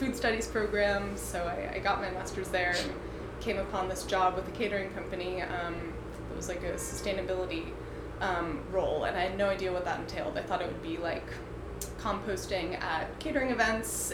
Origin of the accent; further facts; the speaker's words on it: Connecticut, United States; I grew up in Connecticut